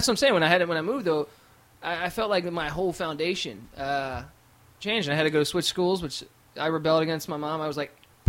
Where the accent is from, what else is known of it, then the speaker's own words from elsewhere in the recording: Washington, District of Columbia, United States; moved away as an adult; also born or lived in Maryland / Virginia; now in Los Angeles, United States; I grew up in Washington, D.C., in the suburbs, sort of, yeah. Virginia, Maryland, D.C., they call it the DMV.